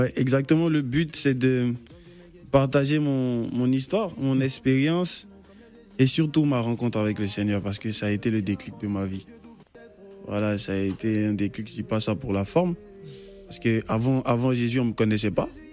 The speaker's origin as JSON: {"language": "French", "country": "Côte d’Ivoire", "said": "étant un enfant du pays"}